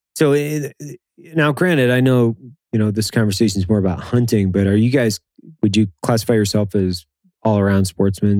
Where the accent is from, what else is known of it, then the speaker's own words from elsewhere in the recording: Lewiston, Idaho, United States; I grew up in Idaho